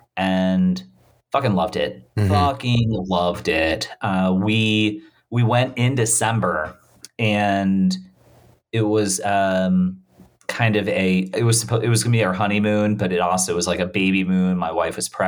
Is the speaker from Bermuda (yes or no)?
yes; Bermuda; I was born in Bermuda